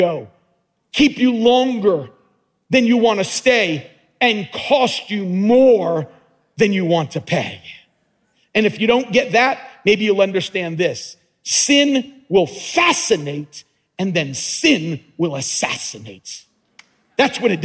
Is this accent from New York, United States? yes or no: yes; Long Island, New York, United States; also born or lived in Brooklyn; we started living in Brooklyn, and then he moved the family to Long Island. And so I grew up in Long Island